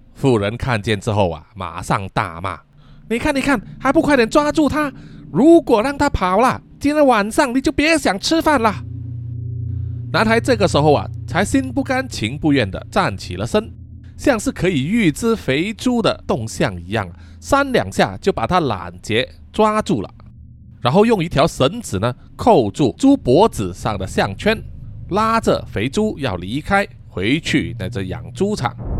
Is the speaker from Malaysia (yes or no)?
yes; Malaysia; 我们马来西亚人的俗称叫做非洲鱼